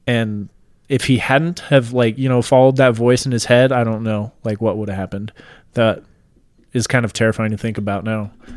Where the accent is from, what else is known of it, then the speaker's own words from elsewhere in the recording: Washington, United States; moved away; I'm originally from Washington State